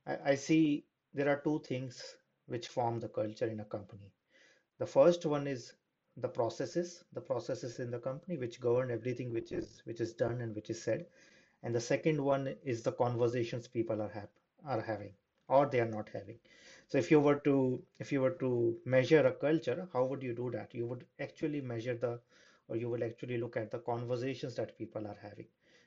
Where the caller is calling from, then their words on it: Amsterdam, North Holland, Netherlands; I'm calling in from Amsterdam.